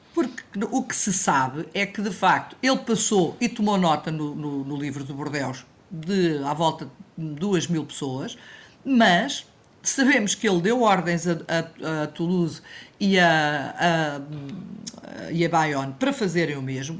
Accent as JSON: {"language": "Portuguese", "country": "Portugal"}